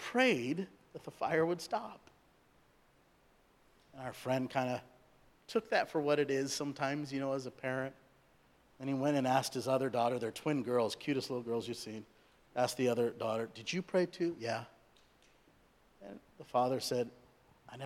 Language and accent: English; Southern California, United States; also born or lived in India; I was born in India. I was raised in Southern California